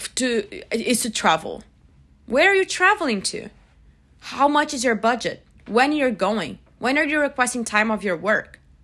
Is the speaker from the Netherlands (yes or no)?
no; Brazil; moved away as an adult; now in United States; I'm originally from Brazil, but I've been living in the U S for about six years